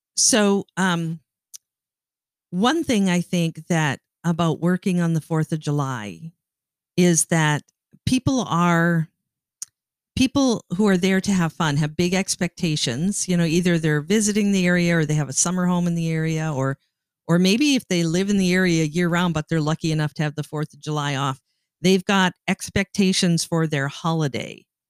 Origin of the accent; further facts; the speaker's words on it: Canada; now in United States; I am Canadian.